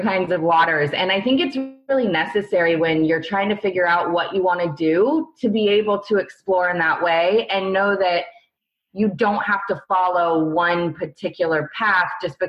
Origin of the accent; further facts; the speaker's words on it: Northern California, United States; moved away as an adult; now in San Diego, United States; I was born and raised in Lake Tahoe, which is in Northern California, kind of like a small town